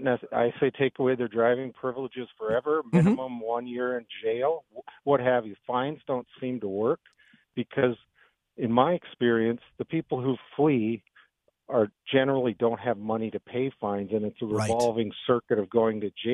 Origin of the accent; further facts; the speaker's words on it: Grand Forks, North Dakota, United States; moved away; I'm in a city probably three times the size, but I'm from Grand Forks